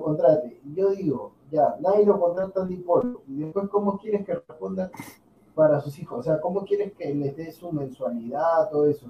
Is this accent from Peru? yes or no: yes; Peru; somos peruanos